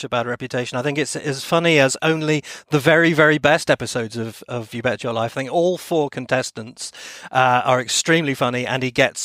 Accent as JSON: {"language": "English", "town": "Plymouth", "region": "South West England", "country": "United Kingdom", "tie": "born or raised there", "said": "my hometown of Plymouth"}